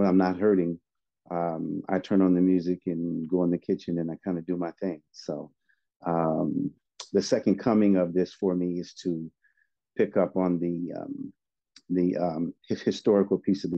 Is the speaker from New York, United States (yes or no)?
no; Oakland, California, United States; also born or lived in San Francisco, California; I moved over to Oakland when I was about 9 or 10 years old